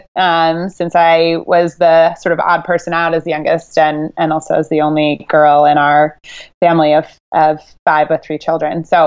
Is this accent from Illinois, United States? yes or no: yes; Chicago, Illinois, United States; also born or lived in Boston, Massachusetts; I grew up in the northern suburbs of Chicago. I was originally born in Boston